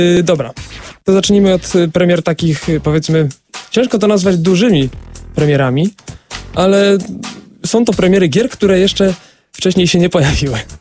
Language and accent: Polish; Wrocław, Lower Silesian Voivodeship, Poland; u nas we Wrocławiu